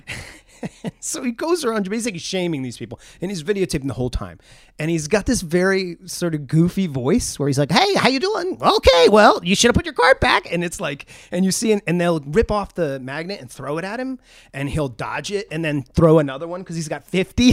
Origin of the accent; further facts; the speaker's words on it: New England, United States; growing up in New England